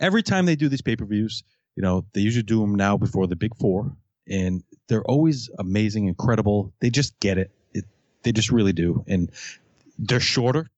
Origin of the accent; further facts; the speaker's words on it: Fall River, Massachusetts, United States; I'm from Fall River, Massachusetts.